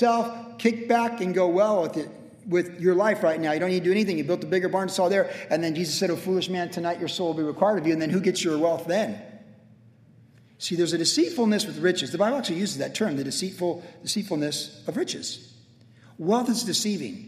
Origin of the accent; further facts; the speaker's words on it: Vista, California, United States; I talked about growing up in Vista. Vista is a great place to grow fruit.